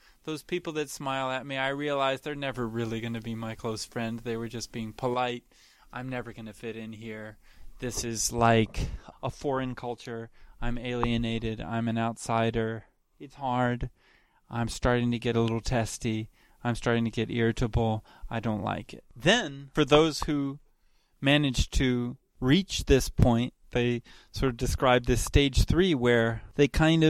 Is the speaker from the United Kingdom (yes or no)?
no; Chile; born there; I was born in Chile, where my parents had just moved.